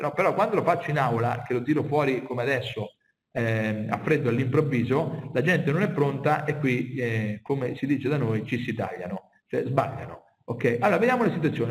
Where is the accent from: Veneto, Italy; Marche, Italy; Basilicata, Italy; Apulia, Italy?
Marche, Italy; io sono marchigiano e vivo nella zona calzaturiera